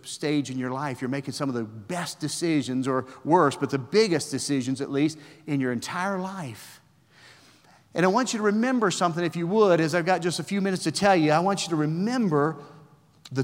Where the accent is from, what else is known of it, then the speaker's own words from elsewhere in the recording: West Virginia, United States; now in Gray, United States; I'm a redneck from West Virginia